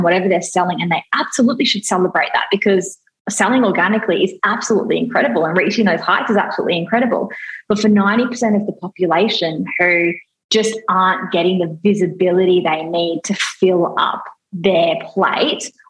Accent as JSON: {"language": "English", "country": "Australia", "said": "I'm Australian"}